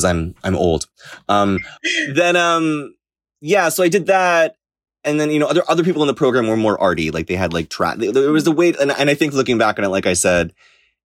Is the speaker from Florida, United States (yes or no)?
yes; Florida, United States; now in New York, United States; that's where I was raised